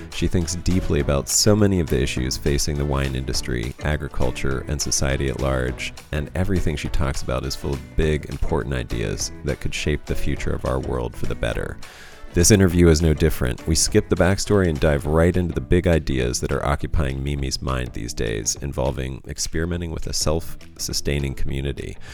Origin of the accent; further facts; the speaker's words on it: Pennsylvania, United States; I'm from Pennsylvania, a small valley in in the mm. south central part of Pennsylvania